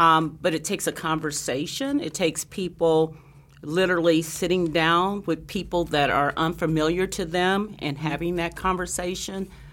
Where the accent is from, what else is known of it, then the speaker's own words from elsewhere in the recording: Anderson, Indiana, United States; moved away as an adult; also born or lived in Lansing, Michigan; growing up in Anderson, Indiana, a little town in Indiana, um, about thirty miles north of Indianapolis